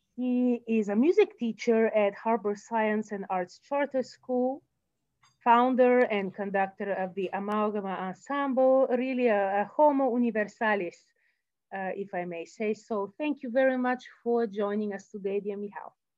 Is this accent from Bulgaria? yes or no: yes; Bulgaria; moved away; I am from Bulgaria and I studied in the music school